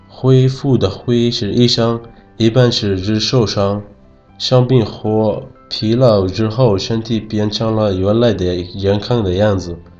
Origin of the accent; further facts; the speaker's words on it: Yemen; Chinese is a second language; now in China; 我是来自野蛮的